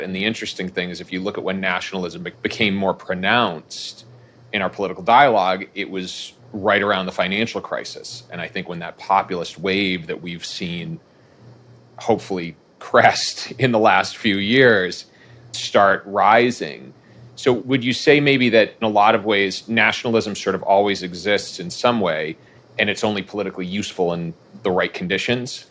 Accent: Boston, Massachusetts, United States; I was born and raised in Boston

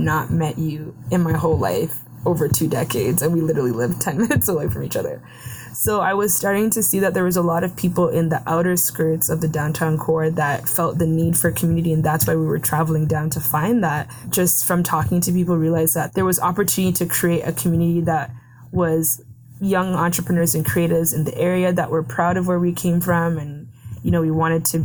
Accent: Mississauga, Ontario, Canada; I'm from Mississauga in the Peel region

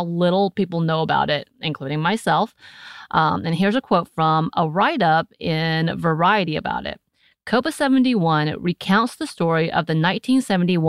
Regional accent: United States; I'm still American

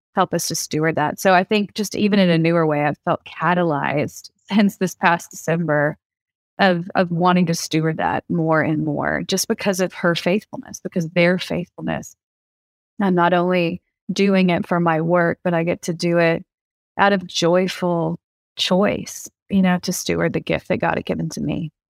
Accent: the South, United States; I grew up in the South

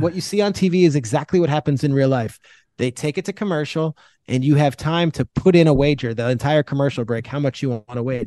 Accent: New Jersey, United States; I'm from Jersey

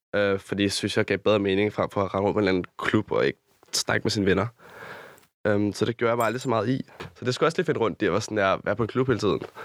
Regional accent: Rødovre or Amager, Capital Region of Denmark, Denmark; also born or lived in Copenhagen, Denmark; tager 20 minutter til, hvor jeg er opvokset

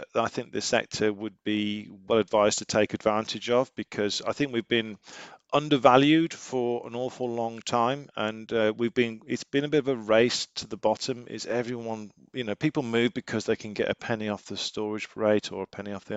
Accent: United Kingdom; We're British

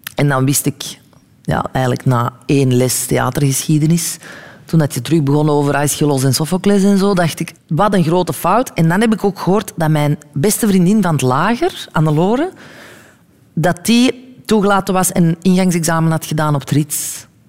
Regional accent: Belgium; also born or lived in New York, United States; hier in België kan ik alles spelen

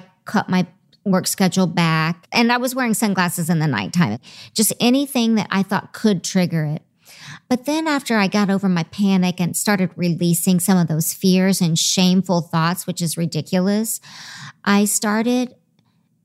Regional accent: the South, United States; I'm from the South

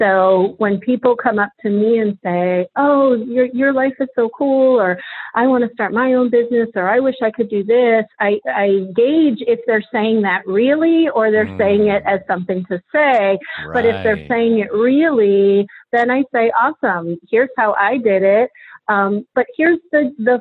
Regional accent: Boston, Massachusetts, United States; moved away as an adult; now in Baltimore, United States; I'm from Boston.

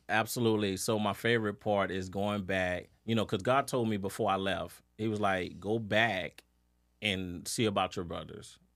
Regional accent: New Orleans, Louisiana, United States; I'm, I'm from New Orleans

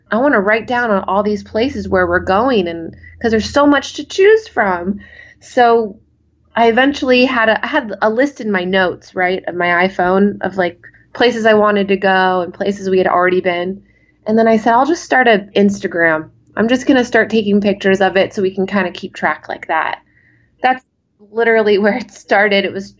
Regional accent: Los Angeles, California, United States; now in Las Vegas, United States; I came from Los Angeles, actually. My husband and I moved to Vegas 6 years ago.

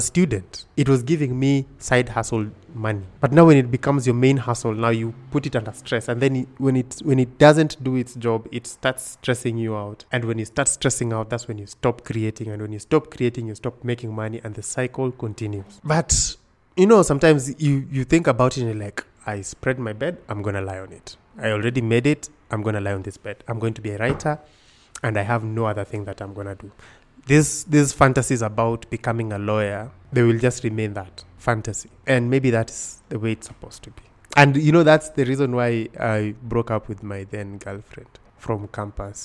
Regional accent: Kisumu, Kisumu County, Kenya; moved away as an adult; also born or lived in Nairobi / Siaya; I was born in Nairobi. In ninety-one. In ninety-two, my parents moved to Kisumu. And I grew up in Kisumu my whole life up until I was now joining university and then I came to Nairobi.

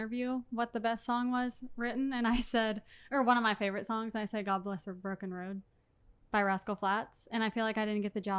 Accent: Wichita, Kansas, United States; I'm from Wichita.

